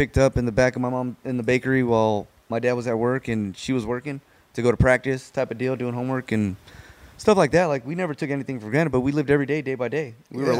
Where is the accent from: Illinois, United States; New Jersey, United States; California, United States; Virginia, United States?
California, United States; Fontana; Grew up in Fontana. For most of my life, yeah. We went back and forth.